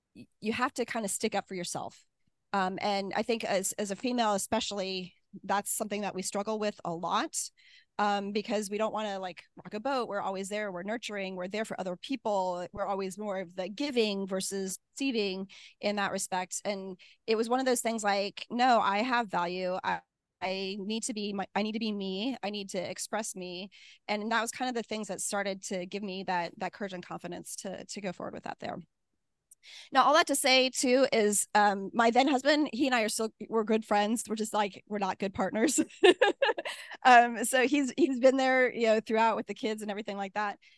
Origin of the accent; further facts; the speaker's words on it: Midwest, United States; I'm from the Midwest, you know, we're typically really nice to each other